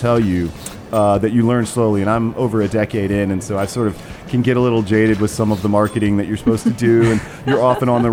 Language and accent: English; Charlotte, North Carolina, United States; when I was a little boy growing up in Charlotte